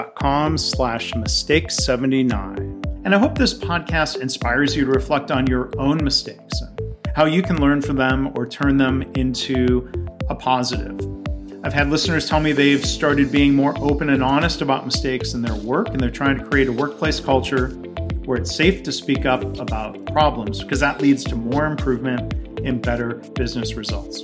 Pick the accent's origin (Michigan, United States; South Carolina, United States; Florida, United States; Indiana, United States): Michigan, United States; my home state of Michigan